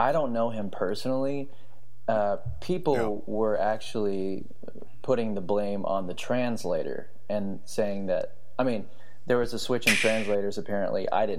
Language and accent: English; Texas, United States; I am from Texas. Hello out there. I do not have a cowboy hat like everybody thinks. Hopefully I don't have too much of an accent.